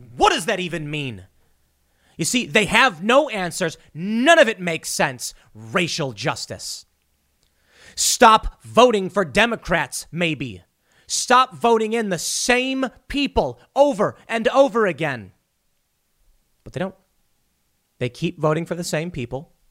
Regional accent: Chicago, Illinois, United States; growing up in Chicago

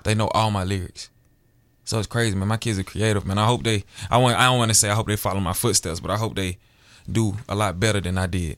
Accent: Alabama, United States; moved away as an adult; now in Seattle, United States; born and raised, I'm from Alabama

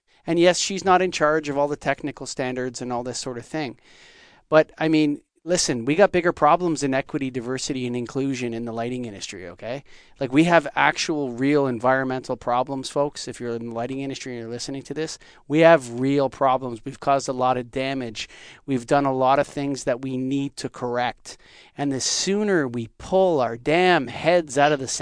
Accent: Canada; as a Canadian

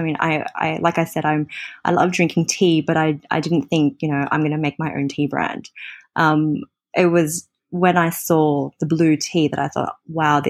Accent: Australia; moved away as an adult; now in Hong Kong; I'm from Australia and I moved to Hong

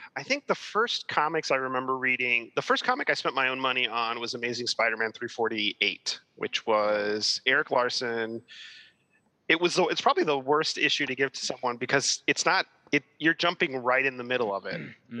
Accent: Miami, Florida, United States; now in New York, United States; I was born and raised in Miami, and uh, my parents are Cuban, so I'm Cuban American

